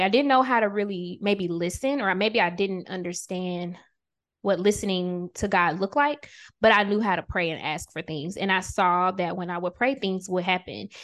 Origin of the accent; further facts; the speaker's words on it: Augusta, Georgia, United States; I'm originally from Augusta, Georgia